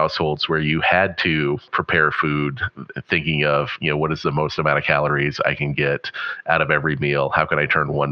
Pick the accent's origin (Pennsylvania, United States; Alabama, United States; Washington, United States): Pennsylvania, United States; Western; growing up in Western Pennsylvania